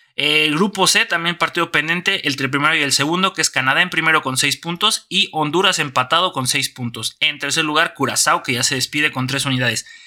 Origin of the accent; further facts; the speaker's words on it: Mexico; como país